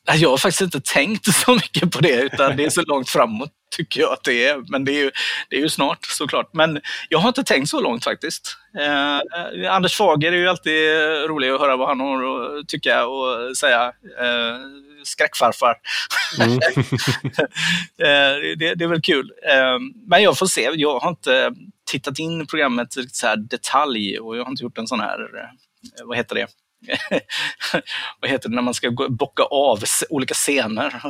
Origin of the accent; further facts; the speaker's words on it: Gothenburg, Västra Götaland, Sweden; jag kommer ju från Göteborg